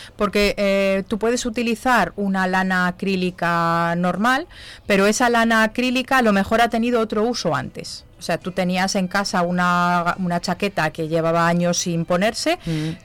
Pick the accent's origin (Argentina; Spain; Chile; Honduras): Spain; Zamora, Castile and León; yo soy de Zamora